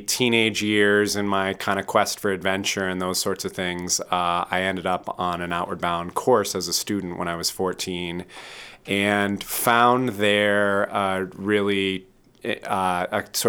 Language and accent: English; Midwest, United States; moved away as an adult; also born or lived in Boston; now in Portland, United States; I was raised in the Midwest